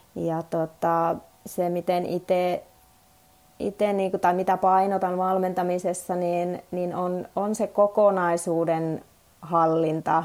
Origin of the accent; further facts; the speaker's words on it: Suomussalmi, Kainuu, Finland; moved away; mä oon itse Suomussalmelta lähtöisin, lapsuuteni siellä asunut